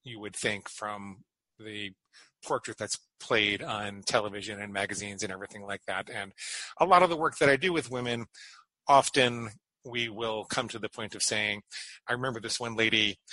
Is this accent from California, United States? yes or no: no; Great Neck, New York, United States; I grew up in Great Neck, Long Island